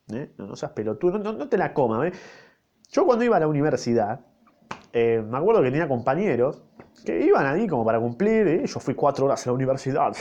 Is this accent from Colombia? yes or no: no; Argentina; yo, yo nací en Argentina